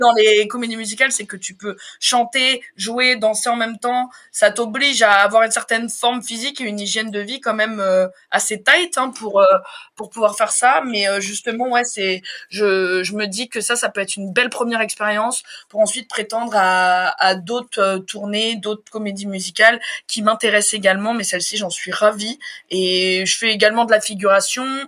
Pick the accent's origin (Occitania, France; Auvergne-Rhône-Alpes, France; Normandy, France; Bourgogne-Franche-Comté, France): Normandy, France; Évreux; moved away as an adult; also born or lived in Dreux; now in Paris, France; je suis originaire de Normandie, je suis née à Dreux, j'ai passé toute ma scolarité en Normandie à Évreux, et je suis arrivée à Paris en 2019